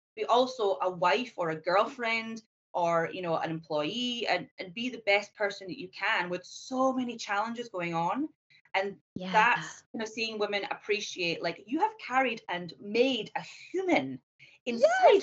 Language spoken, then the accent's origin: English; Scotland, United Kingdom; moved away as an adult; also born or lived in Edinburgh; now in Hong Kong; I'm originally from Scotland, um, but I have traveled numerous places. I'm now living